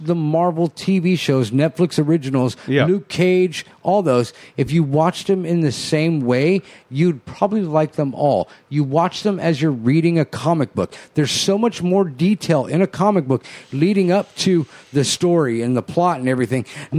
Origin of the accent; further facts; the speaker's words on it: Guadalajara, Jalisco, Mexico; That's my hometown, yo.